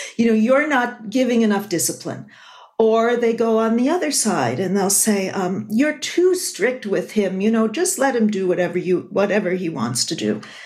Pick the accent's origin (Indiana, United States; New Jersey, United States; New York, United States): New York, United States; Buffalo; moved away; I was at my hometown, Buffalo, New York on 9 11.